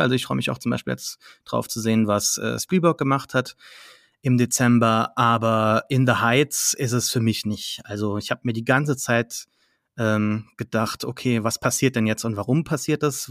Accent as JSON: {"language": "German", "town": "Saarlouis", "region": "Saarland", "country": "Germany", "tie": "born or raised there", "said": "meine Heimatstadt ein früheres, äh, ne, kein Schloss war, aber eine Festung"}